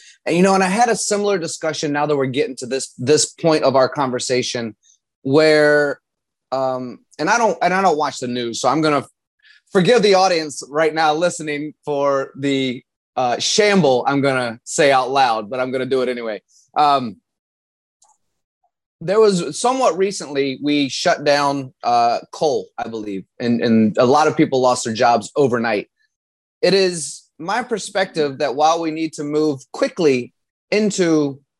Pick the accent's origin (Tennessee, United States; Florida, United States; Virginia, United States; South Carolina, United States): Virginia, United States; I grew up in Virginia